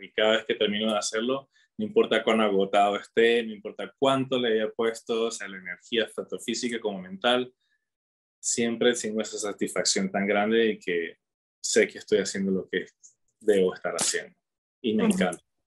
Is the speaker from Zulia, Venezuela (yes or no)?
no; Caracas, Capital District, Venezuela; moved away as an adult; also born or lived in Utah, United States / Provo, Utah, United States; now in Colorado, United States; Soy de Venezuela, de Caracas